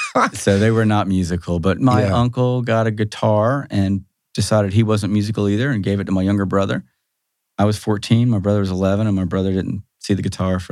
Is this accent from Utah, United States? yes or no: no; Athens, Georgia, United States; I grew up in Athens, actually.